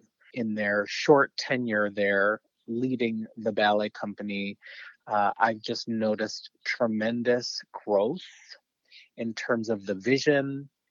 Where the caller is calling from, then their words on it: Fort Worth, Texas, United States; Actually, I am calling in from Fort Worth, Texas. I've lived here in Fort Worth for the last 6.5 years.